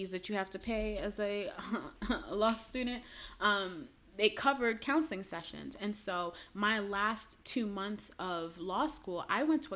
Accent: New York City, New York, United States; moved away as an adult; also born or lived in Chicago area; I'm originally from Brooklyn

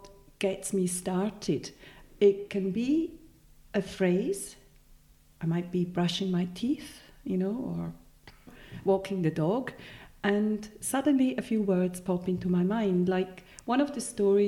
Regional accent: Switzerland; first language Swiss German; English is a second language; moved away; also born or lived in Edinburgh; I have an accent and English is not my native tongue. Swiss German, I speak Swiss German.

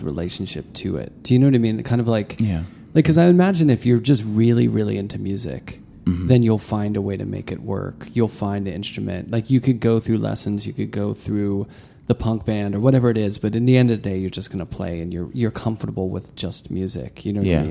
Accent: Pittsburgh, Pennsylvania, United States; when I grew up in Pittsburgh

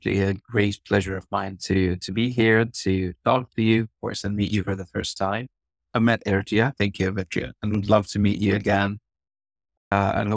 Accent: Gaza, Gaza Strip, Palestine; I'm from Gaza, Palestine

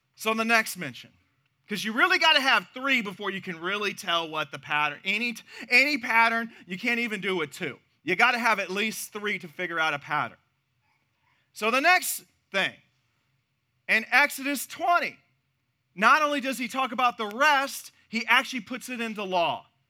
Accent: Missouri, United States; now in Texas, United States; my home state of Missouri

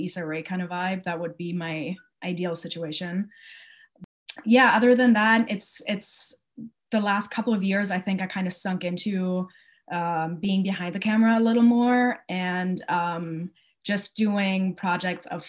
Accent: Wiesbaden, Hesse, Germany; moved away; I'm from Wiesbaden, which is close to Frankfurt

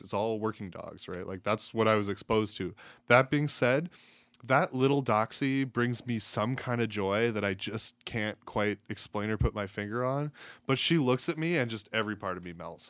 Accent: Strathmore, Alberta, Canada; moved away as an adult; also born or lived in British Columbia / California / Camrose, Alberta; now in Edmonton, Canada; I grew up outside of Calgary, so Strathmore area, couple years I lived in B C, one year I lived in California, but most of my life was spent in the surrounding area of Calgary.

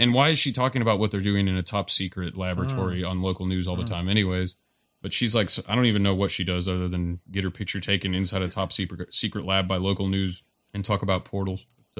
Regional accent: Roane County, Tennessee, United States; I grew up in Roan County

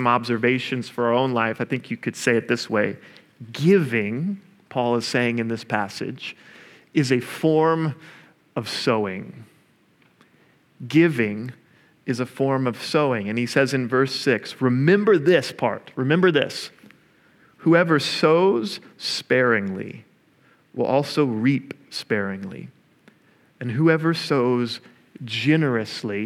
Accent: Oklahoma, United States; I'm also from Oklahoma

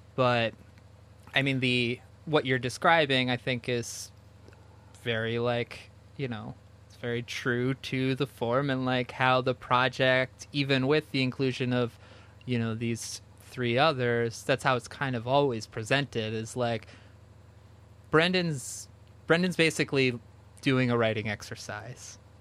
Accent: New Jersey, United States; I grew up in New Jersey

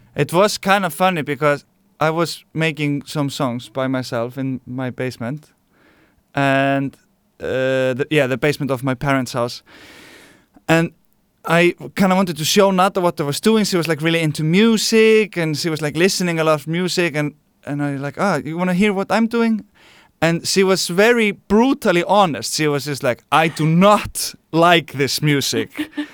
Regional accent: Iceland; now in Barcelona, Spain; I'm from Iceland, and we live here now in Barcelona, Spain.

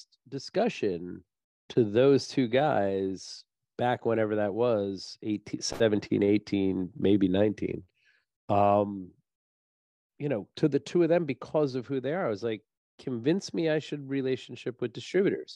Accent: New Jersey, United States; I'm from New Jersey

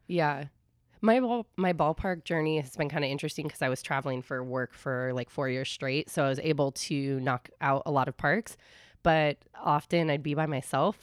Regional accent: San Carlos, California, United States; moved away as an adult; now in New York, United States; I grew up in San Carlos.

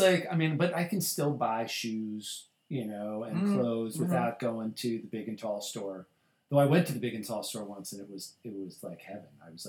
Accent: Colorado, United States; I grew up in Colorado. It was a one sports town.

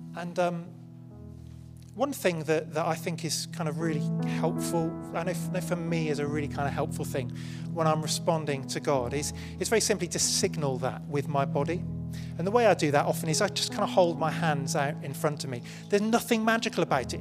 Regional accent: United Kingdom; I'm British

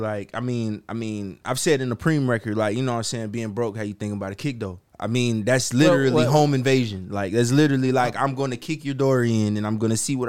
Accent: Florida, United States; Because I'm from Florida, bro.

